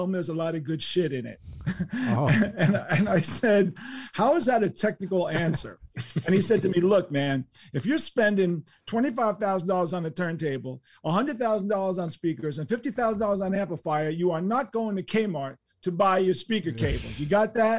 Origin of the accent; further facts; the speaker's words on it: New York City, New York, United States; living in New York City, growing up in New York City